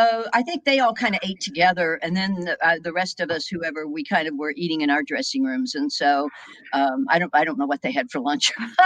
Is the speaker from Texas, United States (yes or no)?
yes; Texas, United States; moved away; I grew up in Texas